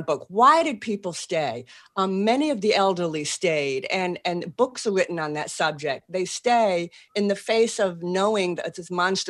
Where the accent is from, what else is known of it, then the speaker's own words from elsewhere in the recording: Boston, Massachusetts, United States; accent: Boston; moved away as an adult; now in New Orleans, United States; I still have a Boston accent